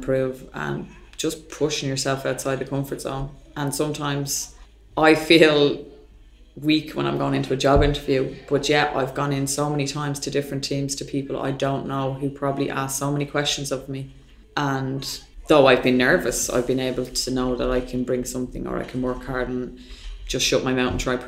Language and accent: English; Ireland; as an Irish culture from being raised in more the old school environment